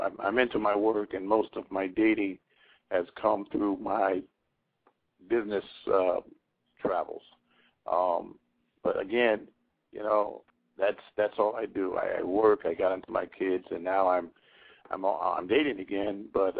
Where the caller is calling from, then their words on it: Philadelphia, Pennsylvania, United States; I'm calling from Philadelphia, Pennsylvania.